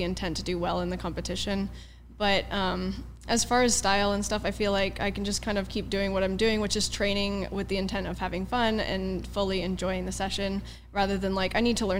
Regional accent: Port Orchard, Washington, United States; moved away as an adult; also born or lived in China; I was born in Port Orchard, Washington, which is a very small town outside of Seattle. I would say it's like across the water if you know the area. There's a peninsula up there. But yeah, so I was born and raised there, and I stayed there up until I was 20.

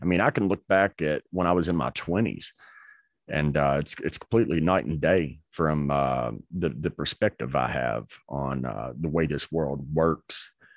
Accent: North Carolina, United States; I grew up in North Carolina

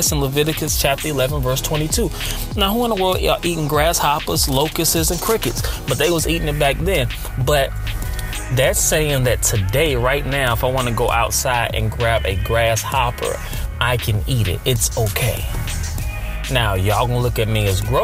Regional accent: United States; Me being born and raised in America

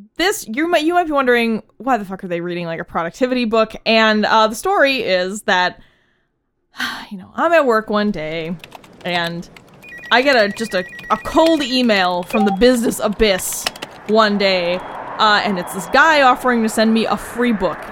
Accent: New England, United States; We are from New England

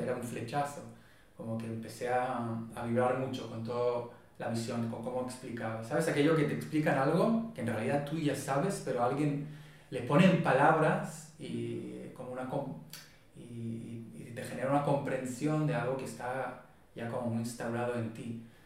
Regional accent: Israel; Spanish is a second language; moved away as an adult; now in Barcelona, Spain; yo soy de Israel, crecí en Israel

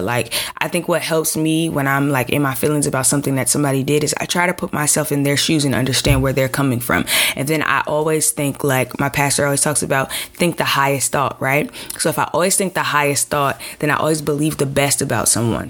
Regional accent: Chicago, Illinois, United States; I'm from from from Chicago

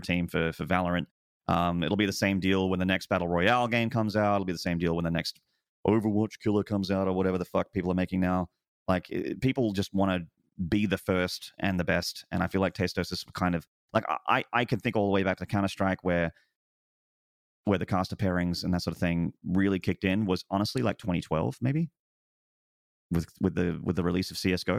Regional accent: Australia; I'm also very far away as an Australian.

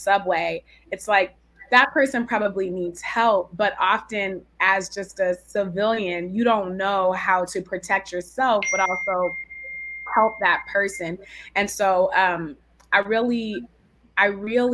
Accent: San Francisco Bay Area, California, United States; now in Brooklyn, United States; I'm also from the San Francisco Bay Area

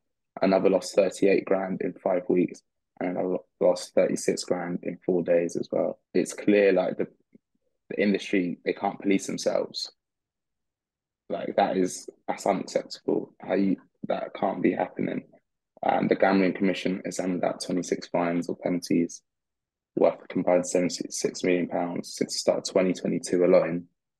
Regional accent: Australia; We're from Australia, and I'm an idiot.

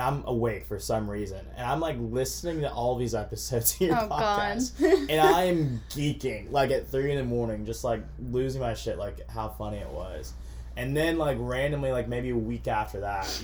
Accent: Augusta, Georgia, United States; moved away as an adult; also born or lived in Alabama; now in Tuscaloosa, United States; I'm from Georgia. I'm from Augusta, which is 2 hours away from Atlanta. So grew up there, ever since I was a little kid

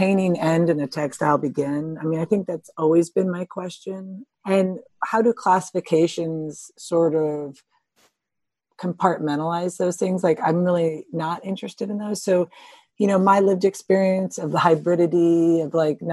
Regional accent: United States; moved away as an adult; also born or lived in Chicago / Cranbrook; I grew up around New York

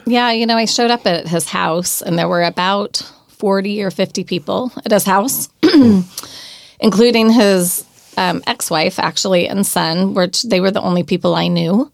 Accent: Oregon, United States; now in California, United States; we're from Oregon, born and raised

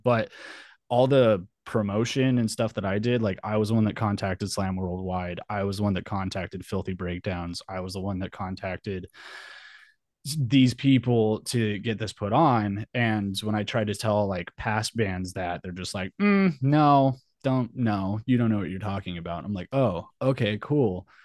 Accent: Albuquerque, New Mexico, United States; moved away as an adult; also born or lived in San Diego; I was born and raised in Albuquerque, New Mexico

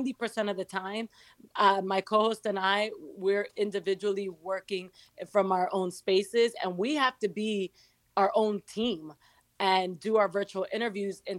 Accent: New York City, New York, United States; also born or lived in Santo Domingo, Dominican Republic / Miami; I was born in Dominican Republic in Santo Domingo, moved to New York at 2 years old when my parents decided to go back to New York, and grew up in Queens

